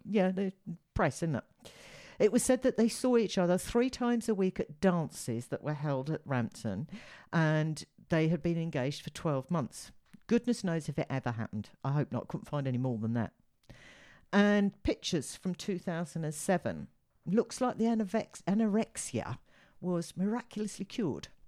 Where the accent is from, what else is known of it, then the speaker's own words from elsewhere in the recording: United Kingdom; as a Brit, fellow Brit